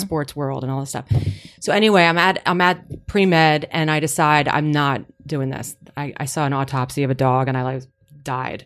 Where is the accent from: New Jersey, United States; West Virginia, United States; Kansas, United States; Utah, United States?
New Jersey, United States; I was from New Jersey